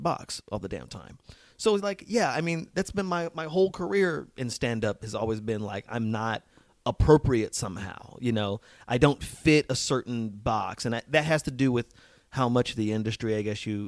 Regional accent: Las Vegas, Nevada, United States; moved away as an adult; also born or lived in New Mexico / Boston / New York; I'm from a small country town in New Mexico and then moved to Las Vegas, Nevada

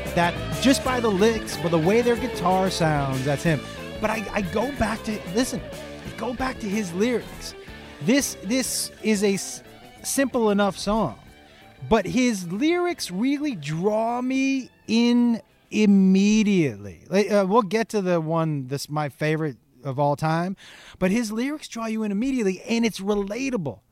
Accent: Amherst, Massachusetts, United States; I grew up in Western Mass, which is kind of a small in Amherst, which is a small town

